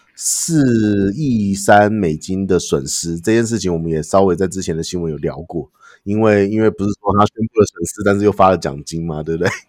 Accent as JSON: {"language": "Chinese", "country": "United States", "tie": "born or raised there", "moved": "yes", "said": "Looney Tunes是我们在美国的一个成长的一个记忆"}